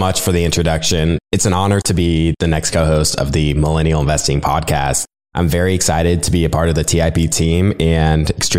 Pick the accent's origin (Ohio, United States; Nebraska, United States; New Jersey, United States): Nebraska, United States; I was born and raised in Nebraska